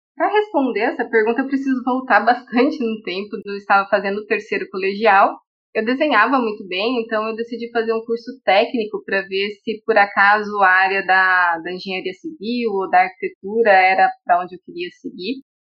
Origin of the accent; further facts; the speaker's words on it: São José do Rio Preto, São Paulo, Brazil; FAMERP, que é a Faculdade de Medicina da minha cidade natal, de Rio Preto